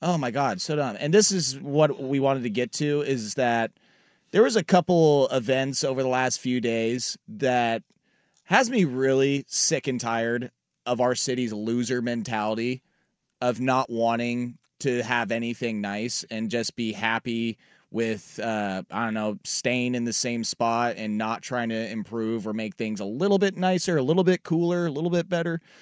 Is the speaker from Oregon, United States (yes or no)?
yes; Portland, Oregon, United States; moved away; the city that I grew up in, Portland